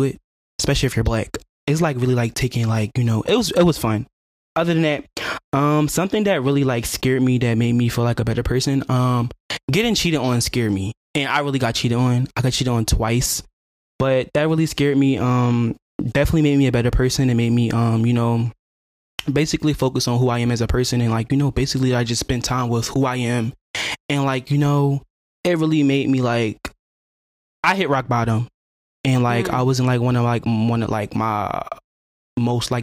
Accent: Philadelphia, Pennsylvania, United States; I'm from North Philly

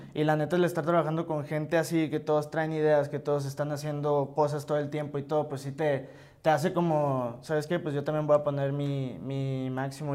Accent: Hermosillo, Sonora, Mexico; yo soy de Hermosillo

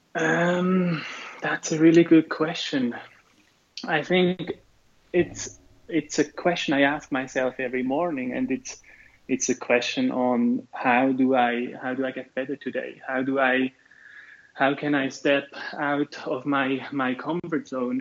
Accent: Switzerland; I'm from Switzerland

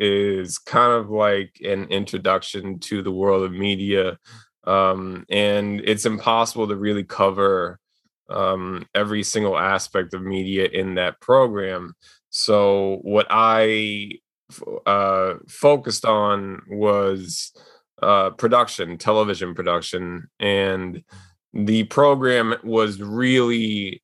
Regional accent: New York City, New York, United States; I was born and raised in Queens, and I'm still here in Queens, New York.

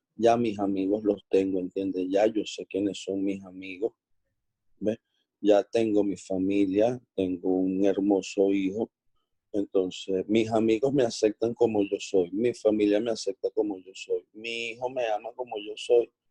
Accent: Venezuela; somos, somos coterráneos, somos venezolanos

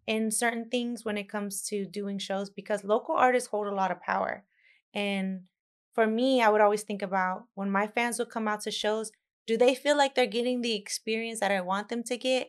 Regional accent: Dallas, Texas, United States; I'm from Dallas, Texas

